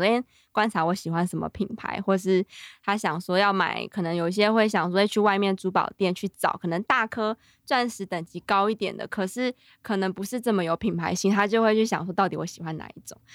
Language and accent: Chinese; Taipei, Taiwan; 我一直都住在天龙国